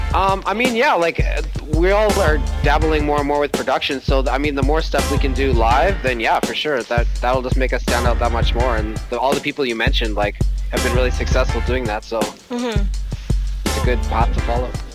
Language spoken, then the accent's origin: English; Canada; as a Canadian